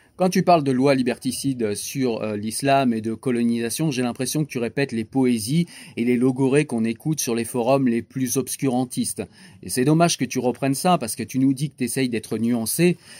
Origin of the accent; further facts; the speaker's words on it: France; Moi, j'ai grandi dans des banlieues